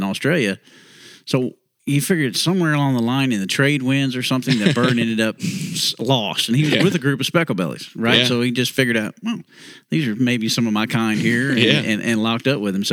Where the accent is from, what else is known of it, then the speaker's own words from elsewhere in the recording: Houston, Texas, United States; Growing up in Houston area